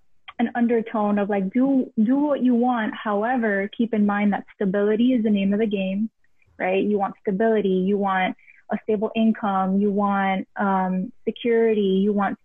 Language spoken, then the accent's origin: English; Miami, Florida, United States; first language Spanish; English is a second language; growing up in a household where like my first language was Spanish